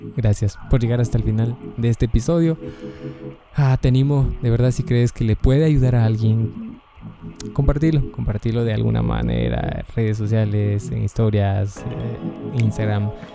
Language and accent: Spanish; Guatemala; o al menos de donde yo soy, de Guatemala